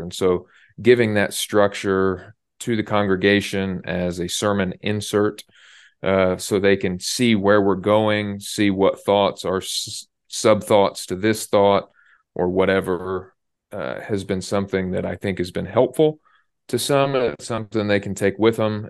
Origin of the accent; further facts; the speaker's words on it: Indiana, United States; I'm from Indiana, and our basketball team is the Pacers.